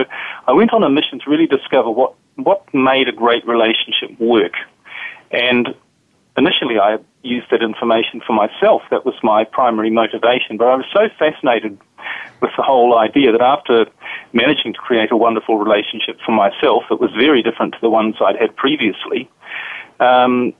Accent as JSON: {"language": "English", "country": "New Zealand", "moved": "yes", "lives_now": "Europe", "said": "As you can probably tell from my accent, I'm from a different part of the world. I'm from New Zealand originally. But I currently live in Europe"}